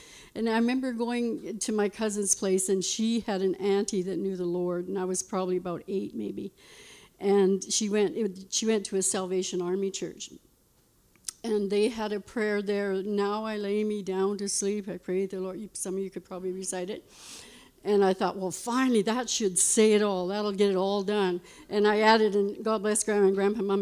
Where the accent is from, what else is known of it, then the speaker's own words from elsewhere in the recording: Lloydminster, Canada; I was born in Lloydminster Hospital there, and I lived on a farm.